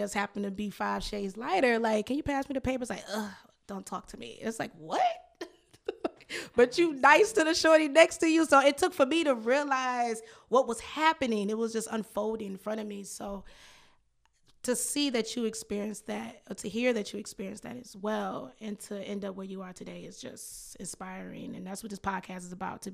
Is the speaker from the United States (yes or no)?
yes; Detroit, Michigan, United States; moved away; growing up in Detroit, everyone looked like me